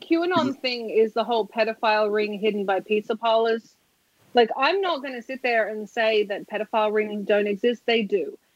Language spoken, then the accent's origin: English; Australia; I'm Australian.